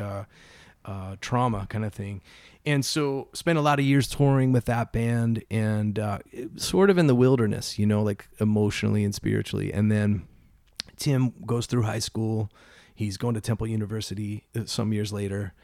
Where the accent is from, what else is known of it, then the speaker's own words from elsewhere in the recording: Philadelphia, Pennsylvania, United States; born and raised in Philly, um, in a little neighborhood named Roxborough